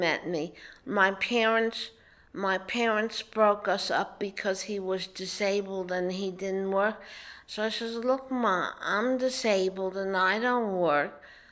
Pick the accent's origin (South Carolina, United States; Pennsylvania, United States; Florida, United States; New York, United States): New York, United States; New York City; moved away as an adult; also born or lived in Harlem / Brooklyn; was born in Harlem, but I lived in Washington Heights